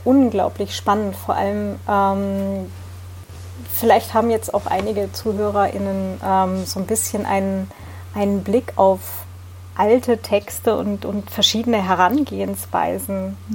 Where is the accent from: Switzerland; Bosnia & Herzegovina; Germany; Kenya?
Germany; Hildesheim, Lower Saxony; Norddeutschland und äh, ich bin dann acht Jahre in Hildesheim zur Schule gegangen